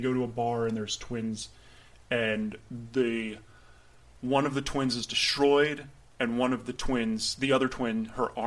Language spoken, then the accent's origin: English; Vero Beach, Florida, United States; moved away; growing up there and then going to high school there and then going back there now.